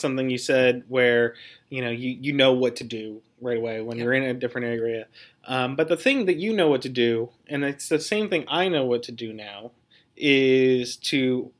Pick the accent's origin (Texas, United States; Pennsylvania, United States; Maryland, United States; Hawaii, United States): Pennsylvania, United States; Pittsburgh; moved away; I'm from Pittsburgh originally.